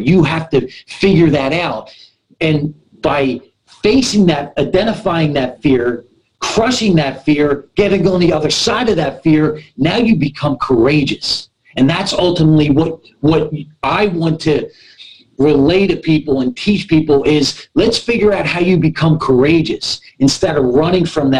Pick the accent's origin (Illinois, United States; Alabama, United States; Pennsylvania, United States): Pennsylvania, United States; Philadelphia; now in Southern California, United States; My first 18 months of my life, I was in an orphanage in North Philly. I'm from the East Coast